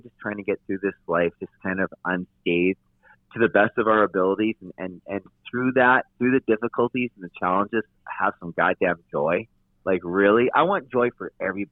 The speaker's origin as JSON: {"language": "English", "town": "North Vancouver", "region": "British Columbia", "country": "Canada", "tie": "born or raised there", "said": "I was born in North Vancouver, but I did live in Toronto for about close to 4 months after the ride."}